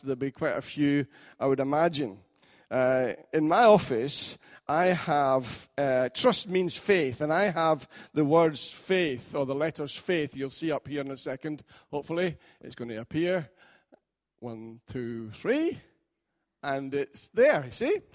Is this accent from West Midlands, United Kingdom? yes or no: no; Scotland, United Kingdom; as a Scotsman